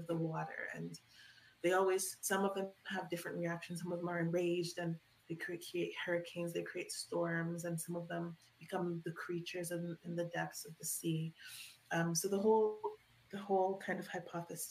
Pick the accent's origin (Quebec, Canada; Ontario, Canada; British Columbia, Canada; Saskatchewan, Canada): Ontario, Canada; Toronto; I grew up in Scarborough, Toronto